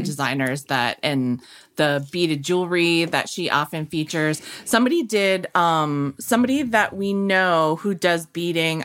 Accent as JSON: {"language": "English", "region": "New England", "country": "United States", "said": "I'm from New England too"}